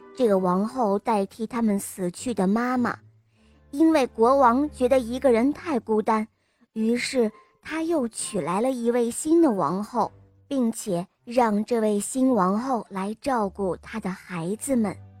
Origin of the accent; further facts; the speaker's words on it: Jinan, Shandong, China; 我今年五岁了，我来自济南